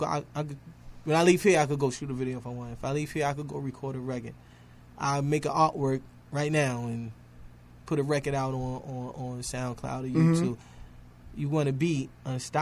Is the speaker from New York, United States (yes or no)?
yes; New York City, New York, United States; I'm from Harlem too.